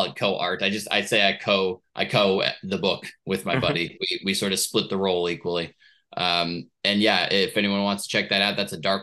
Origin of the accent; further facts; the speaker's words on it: Portland, Oregon, United States; Portland, Oregon, my hometown that I love so much